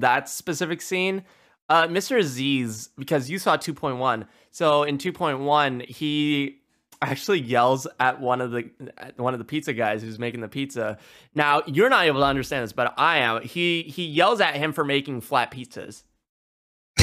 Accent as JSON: {"language": "English", "country": "India", "said": "being Indian"}